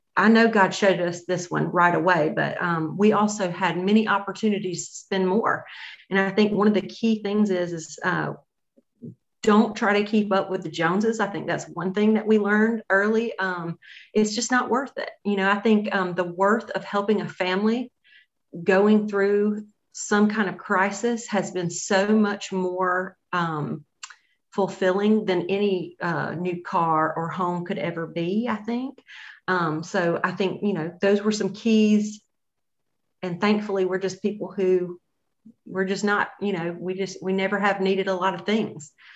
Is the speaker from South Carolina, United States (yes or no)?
yes; Greenville, South Carolina, United States; we're both from Greenville.